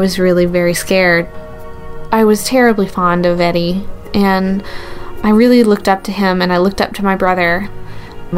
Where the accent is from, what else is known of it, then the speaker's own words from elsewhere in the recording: the South, United States; I grew up in the South